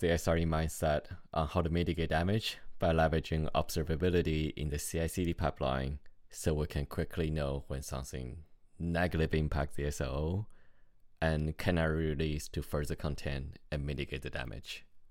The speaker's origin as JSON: {"language": "English", "country": "Canada", "said": "The context here is I'm Canadian, so hockey is important to me."}